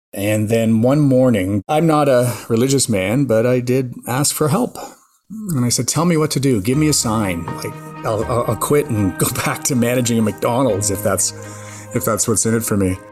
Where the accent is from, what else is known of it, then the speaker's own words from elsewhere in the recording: Mississauga, Ontario, Canada; also born or lived in Montreal, Quebec; Mostly in Mississauga, Ontario. My parents had moved us there from Montreal. I guess I was about nine